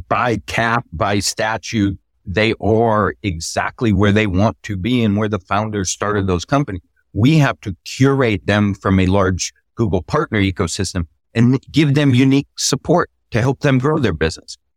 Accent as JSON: {"language": "English", "region": "Texas", "country": "United States", "tie": "born or raised there", "said": "State of Texas here, my home state"}